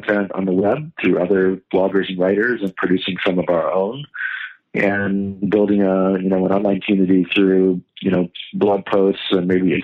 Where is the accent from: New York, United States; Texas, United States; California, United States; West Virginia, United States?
West Virginia, United States; I grew up in West Virginia